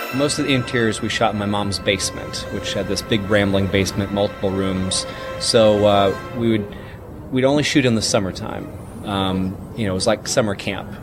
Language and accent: English; Mississippi, United States; as a uh, 11 and 12 year old, respectively, growing up in Mississippi in the uh, 80s